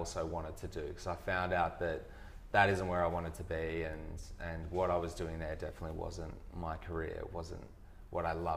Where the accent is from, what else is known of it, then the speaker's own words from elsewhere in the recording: country Victoria, Australia; moved away; also born or lived in Perth; Country Victoria. So it was in a town called Colburn-Addon, which is 120 people